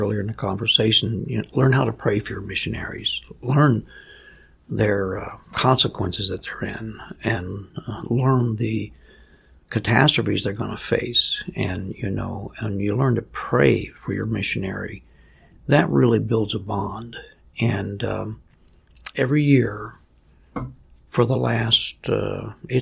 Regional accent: United States; also born or lived in Papua New Guinea; I'm American

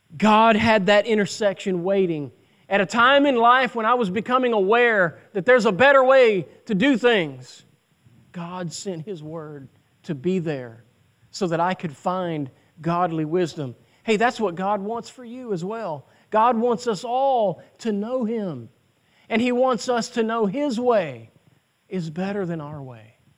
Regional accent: United States; as American citizens

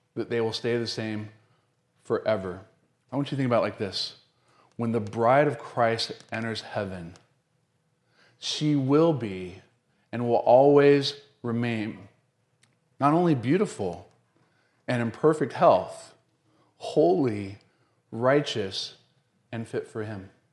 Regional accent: the South, United States; I'm from the South

